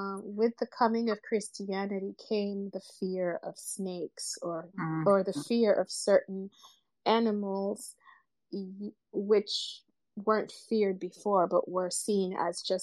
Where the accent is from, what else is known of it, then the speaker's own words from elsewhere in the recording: Uganda; I'm from Uganda